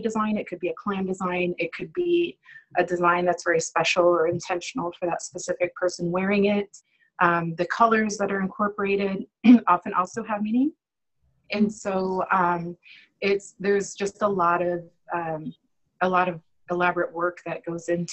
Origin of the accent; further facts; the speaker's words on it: Sioux City, Iowa, United States; I'm from Sioux City, Iowa.